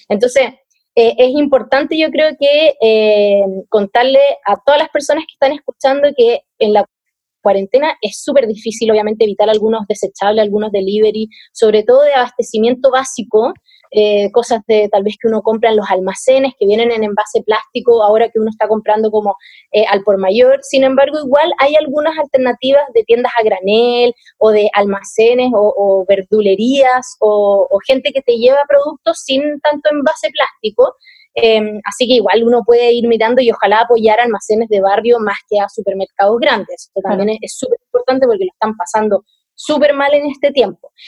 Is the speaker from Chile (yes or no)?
yes; Viña del Mar, Valparaíso, Chile; moved away as an adult; now in Santiago, Chile; cuando me vine a vivir a Santiago, porque al igual que ustedes soy de Viña